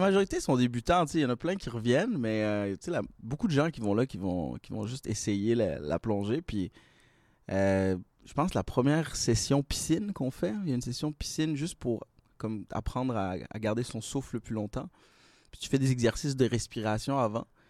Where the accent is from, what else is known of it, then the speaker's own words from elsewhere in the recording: Laval, Quebec, Canada; now in Montreal, Canada; j'ai grandi un peu à Montréal, mais j'ai passé la majeure partie de ma vie à Laval